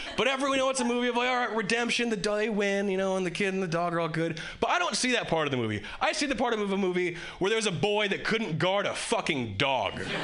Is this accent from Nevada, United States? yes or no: no; Hawaii, United States; born or raised there; moved away as an adult; now in Boston, United States